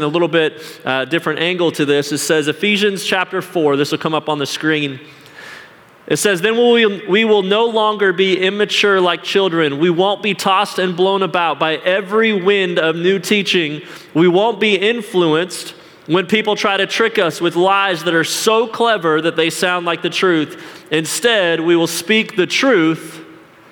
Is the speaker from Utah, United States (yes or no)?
yes; Salt Lake City, Utah, United States; I grew up in Salt Lake City, Utah